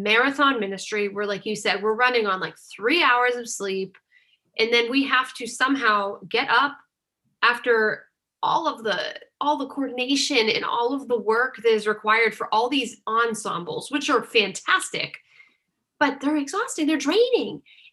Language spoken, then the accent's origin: English; Northeast, United States; And I'm from the Northeast